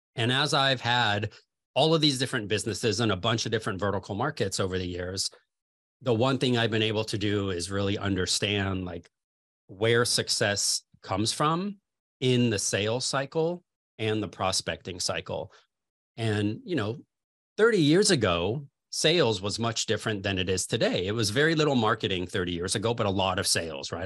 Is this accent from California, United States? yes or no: yes; Los Angeles, California, United States; moved away as an adult; now in Chicago, United States; I'm originally from Los Angeles, California